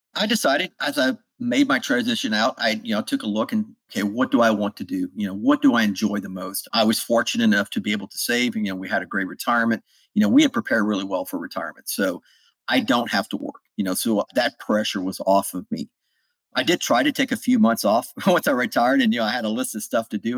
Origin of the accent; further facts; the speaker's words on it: South Louisiana, United States; moved away as an adult; also born or lived in North Carolina; I grew up in South Louisiana